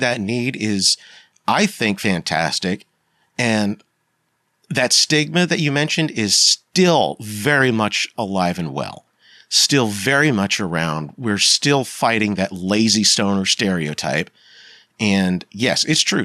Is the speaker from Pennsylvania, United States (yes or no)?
yes; Pennsylvania, United States; I grew up in the 90s in Pennsylvania